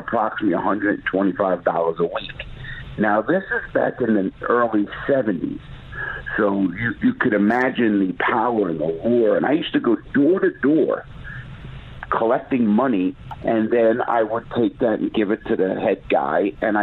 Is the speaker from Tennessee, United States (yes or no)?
no; New York City, New York, United States; I grew up in the Bronx. In Brooklyn, New York, and in New York City